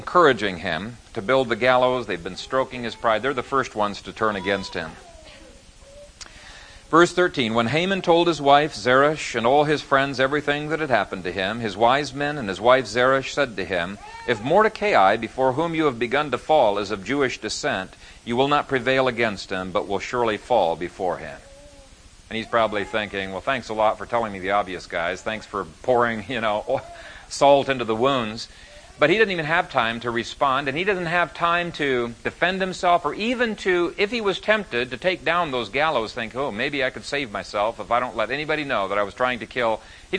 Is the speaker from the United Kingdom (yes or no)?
no; Ethiopia; also born or lived in Canada; we didn't even know we'd grown up in Ethiopia till after we started courting. And I came from Canada